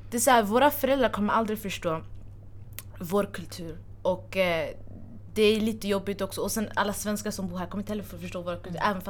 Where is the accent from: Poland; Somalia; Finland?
Somalia; jag är somali